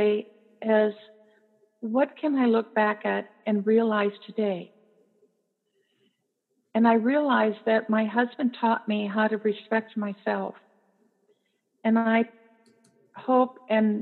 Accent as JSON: {"language": "English", "town": "New Ulm", "region": "Minnesota", "country": "United States", "tie": "born or raised there", "said": "my hometown of New Ulm, Minnesota"}